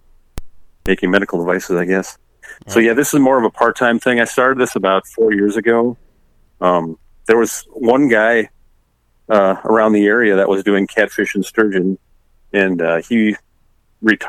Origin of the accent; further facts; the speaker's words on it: Lake Vermilion, Minnesota, United States; now in Jordan, United States; I grew up on Lake Vermilion, which a lot of people are familiar with in Minnesota